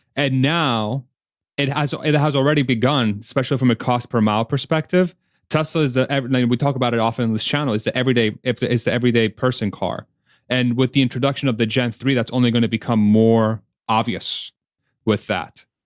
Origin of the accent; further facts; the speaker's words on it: United States; speaking as an American